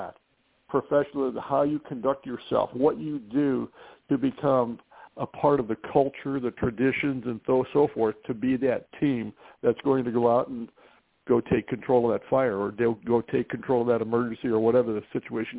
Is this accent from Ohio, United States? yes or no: yes; Canton, Ohio, United States; I was born and raised in Canton, Ohio, Football Hall of Fame city